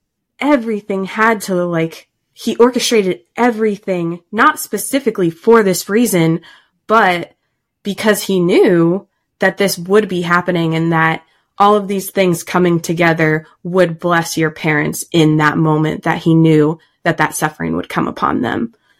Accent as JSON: {"language": "English", "town": "Austin", "region": "Texas", "country": "United States", "tie": "born or raised there", "moved": "yes", "lives_now": "Alaska, United States", "said": "because I grew up in Austin. Right. And all of, like, the million times we said we were going to move back to Austin."}